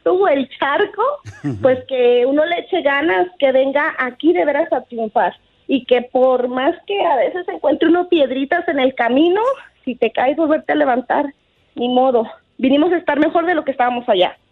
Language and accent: Spanish; Guadalajara, Jalisco, Mexico; also born or lived in Whittier, California; now in United States; Yo soy mexicana de Guadalajara, Jalisco, inmigrante.